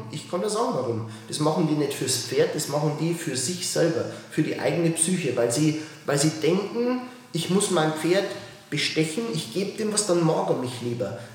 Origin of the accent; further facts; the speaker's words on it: Bavaria, Germany; ich bin ja aus Bayern, wie willst du das sagen?